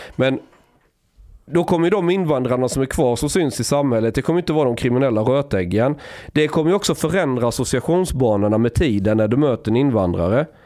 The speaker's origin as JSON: {"language": "Swedish", "town": "Osby", "region": "Skåne", "country": "Sweden", "tie": "born or raised there", "said": "på 90-talet säger vi i Osby där jag växte upp"}